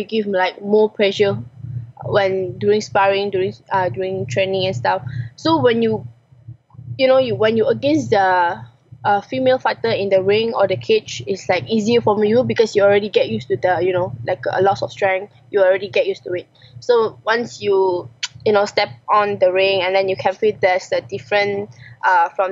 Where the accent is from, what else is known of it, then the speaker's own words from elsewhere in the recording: Malaysia; I'm Malaysian